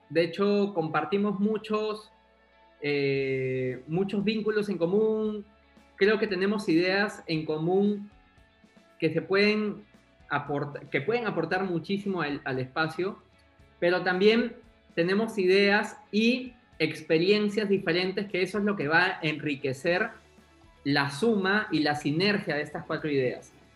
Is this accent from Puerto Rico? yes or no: no; Peru; yo soy peruano, peruano soy publicista de profesión